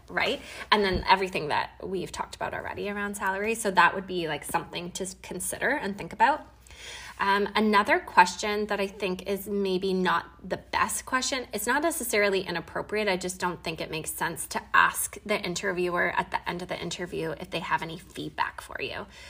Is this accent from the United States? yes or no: no; Canada; I'm from Canada and we had Thanksgiving a couple weekends ago